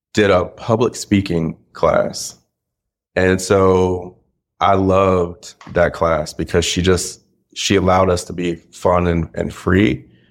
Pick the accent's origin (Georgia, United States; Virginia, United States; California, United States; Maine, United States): Georgia, United States; Kennesaw; I'm from Kennesaw, Georgia.